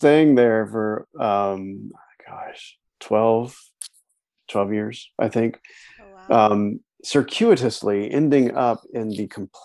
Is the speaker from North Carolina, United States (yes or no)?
yes; North Carolina, United States; moved away as an adult; also born or lived in New York City; I'm from North Carolina. I'm a mountain boy from North Carolina, living in New York City.